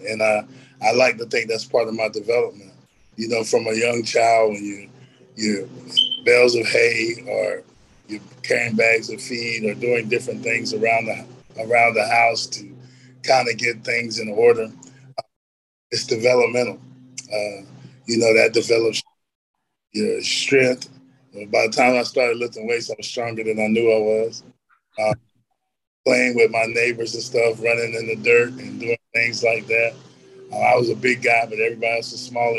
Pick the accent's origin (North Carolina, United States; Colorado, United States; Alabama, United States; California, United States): North Carolina, United States; Elizabethtown; I grew up in a little town called Elizabethtown. Uh, we are kind of like a blueberry capital